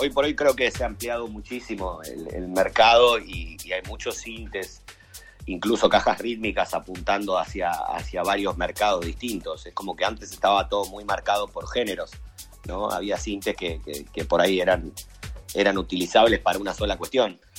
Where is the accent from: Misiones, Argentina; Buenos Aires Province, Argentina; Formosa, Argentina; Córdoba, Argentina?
Buenos Aires Province, Argentina; Chivilcoy; soy de Chivilcoy, provincia de Buenos Aires, Argentina.